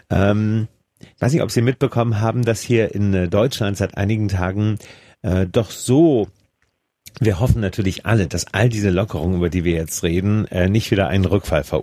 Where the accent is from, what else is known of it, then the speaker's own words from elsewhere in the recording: Switzerland; aber ich bin auch in der Schweiz